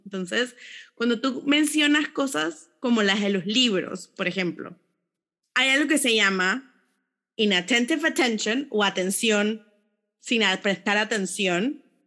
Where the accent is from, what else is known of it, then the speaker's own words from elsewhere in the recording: Panama; personas panameñas orgullosas del, lugar donde nacimos